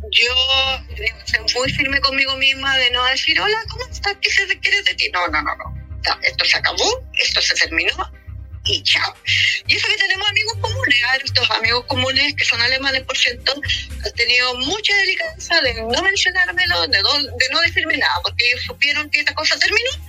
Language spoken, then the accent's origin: Spanish; Chile; Y yo soy chilena y latinoamericana y por lo tanto dije no.